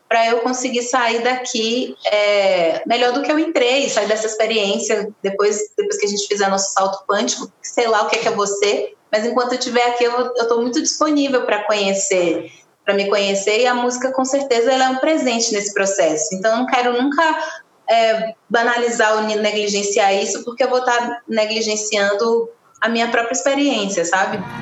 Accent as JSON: {"language": "Portuguese", "town": "Camaçari", "region": "Bahia", "country": "Brazil", "tie": "born or raised there", "also_born_or_lived": "Candeias, Bahia", "moved": "as an adult", "lives_now": "São Paulo, Brazil"}